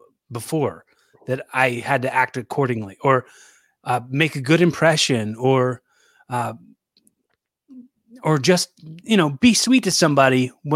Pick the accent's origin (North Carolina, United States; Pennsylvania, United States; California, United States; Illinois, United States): Pennsylvania, United States; Philadelphia; From Philly.